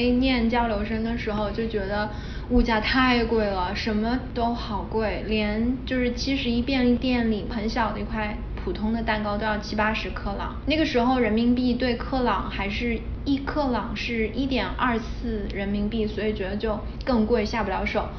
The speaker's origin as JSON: {"language": "Chinese", "region": "Shanghai", "country": "China", "lives_now": "New York, United States", "said": "作为一个上海人，吃了个泡饭配了条咸鱼。在纽约的布鲁克林有一个工厂，专门做烟熏鱼的工厂。"}